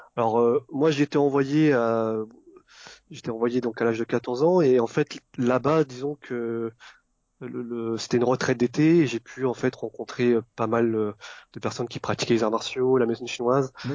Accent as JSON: {"language": "French", "country": "Vietnam", "tie": "born or raised there", "said": "là où je suis né au Vietnam"}